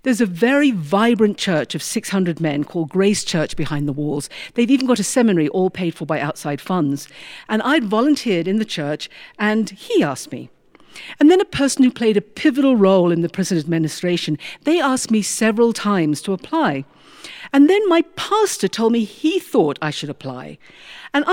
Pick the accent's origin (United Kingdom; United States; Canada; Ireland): United Kingdom; moved away; I'm British